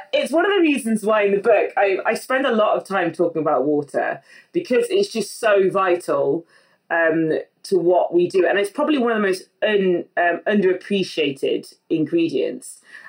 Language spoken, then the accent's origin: English; West Midlands, United Kingdom; I came from the Midlands next to Burton-on-Trent, which is already like, that's kind of like Mecca for beer in the UK.